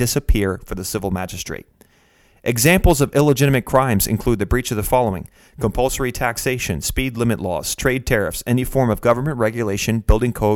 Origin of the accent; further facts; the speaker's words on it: Pennsylvania, United States; my home state of Pennsylvania